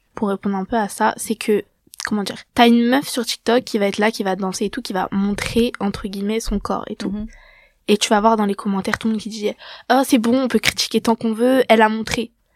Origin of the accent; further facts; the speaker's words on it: France; je suis française.